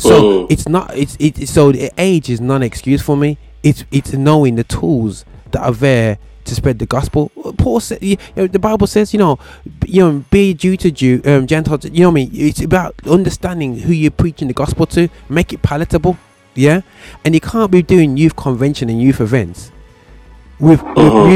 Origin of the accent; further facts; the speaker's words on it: Birmingham, West Midlands, United Kingdom; over here in my hometown, Birmingham